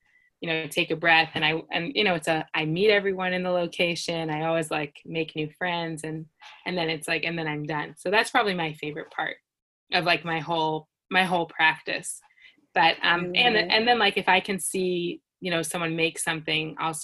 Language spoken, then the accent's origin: English; United States; moved away as an adult; now in Israel; I'm from the United States